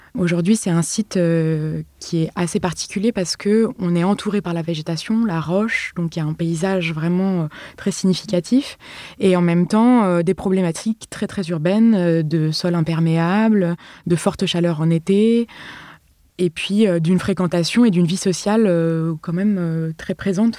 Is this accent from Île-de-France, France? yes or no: yes; Paris, Île-de-France, France; je viens de Paris